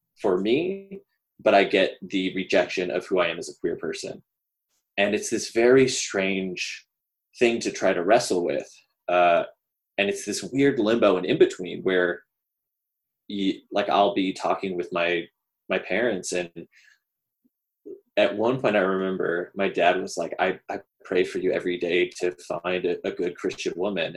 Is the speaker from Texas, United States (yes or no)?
yes; Dallas, Texas, United States; I grew up in Dallas-Fort Worth in a church that was kind of progressive.